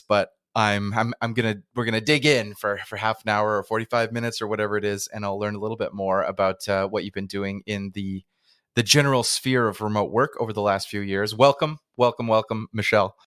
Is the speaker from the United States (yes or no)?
no; Canada; I'm in Canada, back in my, my hometown, not nomading right now